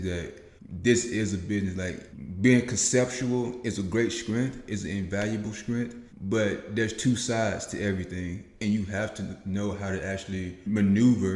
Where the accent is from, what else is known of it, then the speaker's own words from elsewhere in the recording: Macon, Mississippi, United States; moved away as an adult; also born or lived in Memphis, Tennessee; I'm from Macon, Mississippi, a very small town, a town where everybody really does know your name. So it's very slow paced there. That's where I was raised